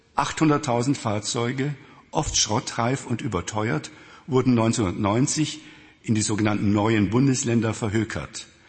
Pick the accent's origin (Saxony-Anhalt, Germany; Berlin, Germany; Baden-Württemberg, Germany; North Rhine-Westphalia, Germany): Saxony-Anhalt, Germany; Weißenfels; Schuhkombinat Weißenfels, meine Heimatstadt, war der größte Schuhproduzent der ganzen DDR